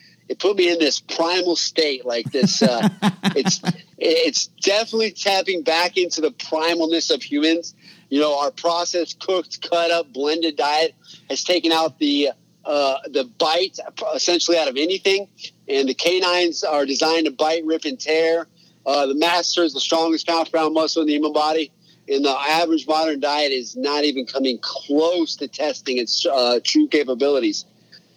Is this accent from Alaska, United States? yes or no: yes; Alaska, United States; I'm born and raised in Alaska.